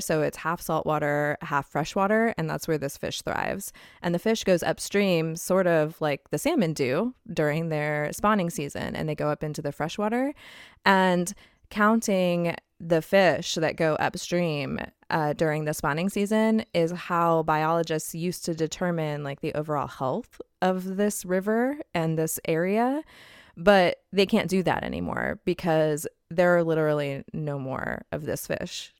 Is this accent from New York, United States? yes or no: no; Southern California, United States; moved away; also born or lived in Phoenix, Arizona; I grew up in Southern California